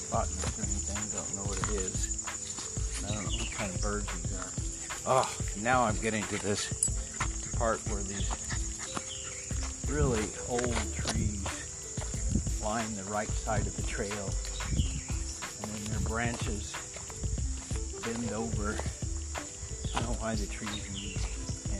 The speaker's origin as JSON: {"language": "English", "region": "Texas", "country": "United States", "said": "I am a Texan"}